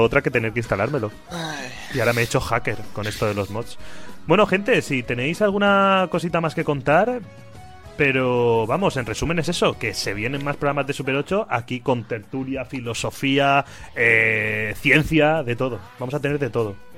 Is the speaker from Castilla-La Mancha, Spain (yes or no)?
no; Xixona, Valencian Community, Spain; en Gijona, en mi casa